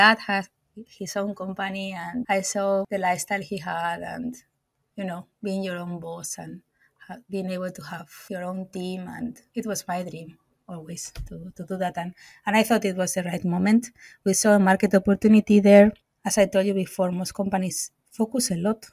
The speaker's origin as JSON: {"language": "English", "town": "Bilbao", "region": "Basque Country", "country": "Spain", "also_born_or_lived": "Finland / Portugal", "moved": "as an adult", "lives_now": "Germany", "said": "I'm from Spain, from Bilbao, from the Basque Country."}